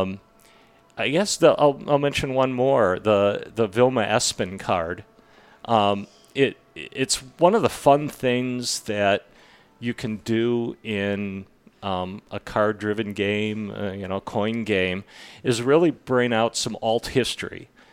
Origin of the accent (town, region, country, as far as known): Illinois, United States; born or raised there; also born or lived in Milwaukee, Wisconsin; now in Grand Junction, United States